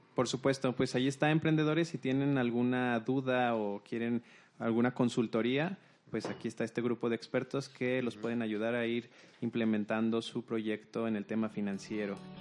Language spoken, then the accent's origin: Spanish; Mexico; nuestras raíces mexicanas